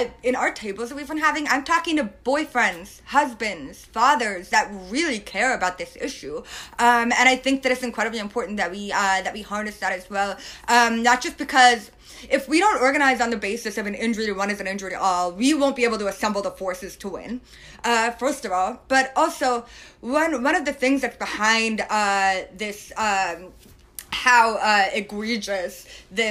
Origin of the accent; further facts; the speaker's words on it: Northeast, United States; moved away; I'm from the Northeast originally